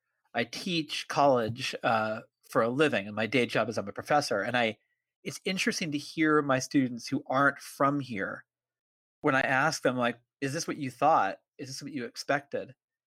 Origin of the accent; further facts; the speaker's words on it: Marin, California, United States; I'm from Marin, and I so we're both California guys.